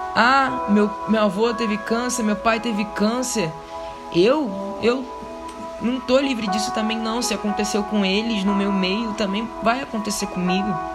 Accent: Rio de Janeiro, Brazil; eu moro e eu cresci numa das maiores favelas, maiores comunidades do Rio de Janeiro, vulgo complexo do alemão

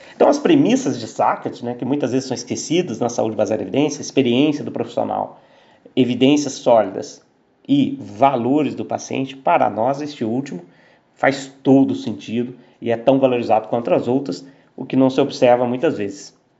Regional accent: Aiuruoca, Minas Gerais, Brazil; Eu sou de Ayuro Oka, sul de Minas.

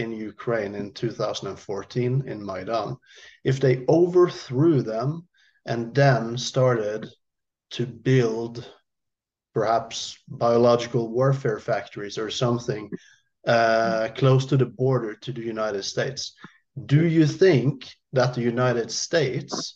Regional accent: Norway; to me as a Norwegian

